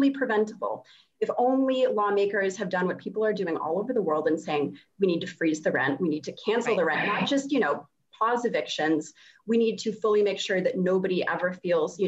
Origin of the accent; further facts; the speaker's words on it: Massachusetts, United States; I'm from Massachusetts, where the winters are extremely cold